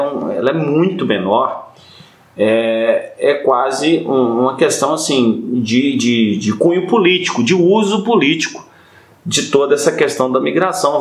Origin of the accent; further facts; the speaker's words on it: Minas Gerais, Brazil; nós mineiros